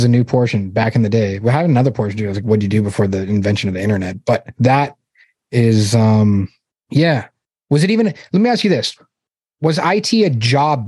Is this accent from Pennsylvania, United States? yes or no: no; Massachusetts, United States; I grew up in Massachusetts